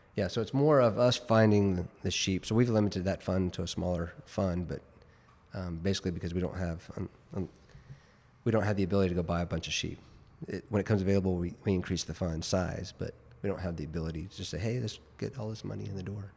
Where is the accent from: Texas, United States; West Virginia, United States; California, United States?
Texas, United States; Richardson; also born or lived in New Jersey; now in Dallas, United States; Born and raised in Richardson